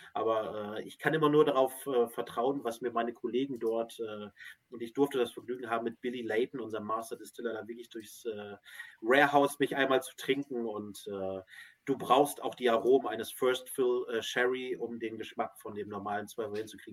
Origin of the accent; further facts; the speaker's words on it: Northern Germany, Germany; Wir sind ja als Hamburger, ne? Und dann können wir ein bisschen hier, oder Norddeutsche